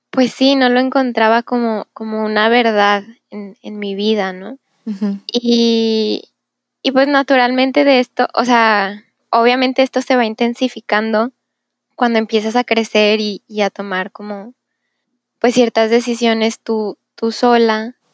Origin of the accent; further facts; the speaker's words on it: Monterrey, Nuevo León, Mexico; tengo 21 años, vivo en Monterrey, nací en Monterrey.